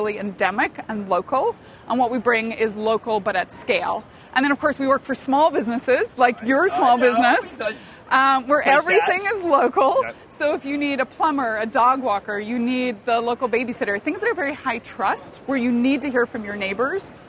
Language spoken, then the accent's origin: English; Northern Ireland, United Kingdom; moved away; I grew up in Northern Ireland. I grew up during the Troubles, pretty tough time.